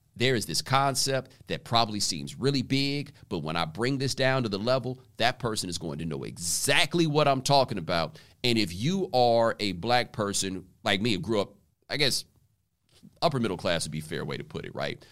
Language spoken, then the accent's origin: English; Houston, Texas, United States; also born or lived in Waller, Texas; I grew up in Houston